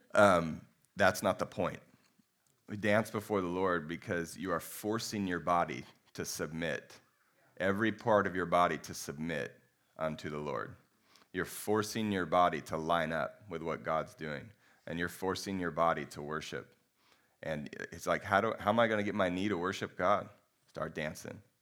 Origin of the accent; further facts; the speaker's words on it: United States; we're pretty American